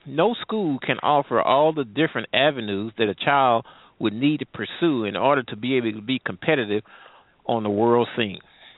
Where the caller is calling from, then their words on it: St. Louis, Missouri, United States; I'm calling from the Midwest St. Louis area.